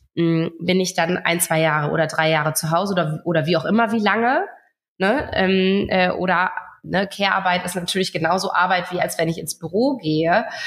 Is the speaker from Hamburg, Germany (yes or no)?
no; Friesland, Lower Saxony, Germany; ich komme aus Friesland